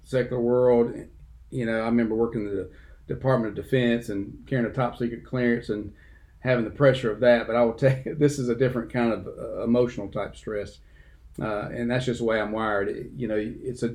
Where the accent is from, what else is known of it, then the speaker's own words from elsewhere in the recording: Dothan, Alabama, United States; also born or lived in Abbeville; I grew up in Dothan from third grade on, went to Selma Street Elementary, Young Junior High School, and then Dothan High School